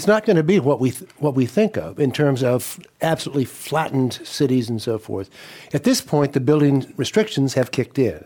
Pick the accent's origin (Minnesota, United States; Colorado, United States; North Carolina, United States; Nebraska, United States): Colorado, United States; now in California, United States; I'm from Colorado